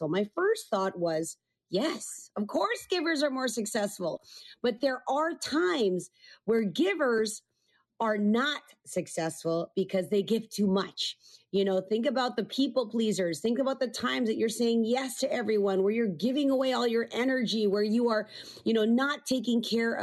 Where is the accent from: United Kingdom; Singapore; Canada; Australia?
Canada; I'm Canadian.